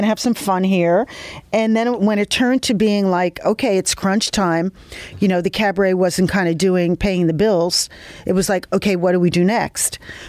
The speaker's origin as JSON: {"language": "English", "town": "New York City", "region": "New York", "country": "United States", "tie": "born or raised there", "said": "I grew up in Brooklyn, and I am Italian descent, went to Catholic school, went to college in the city here at City College and Fashion Institute."}